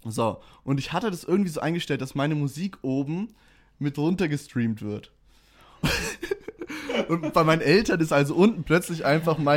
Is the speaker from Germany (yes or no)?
yes; Nuremberg, Bavaria, Germany; komme aus Nürnberg